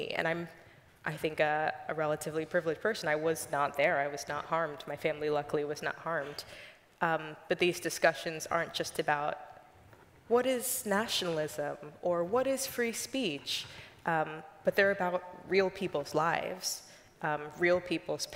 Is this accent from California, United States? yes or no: no; Richmond, Virginia, United States; moved away as an adult; now in Washington, D.C., United States; I grew up in Richmond, Virginia